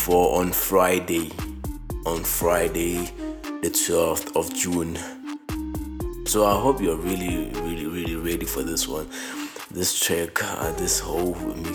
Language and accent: English; Mahikeng, North West, South Africa; born and bred in Mafikeng province. I mean, the northwestern province, based in Mafikeng.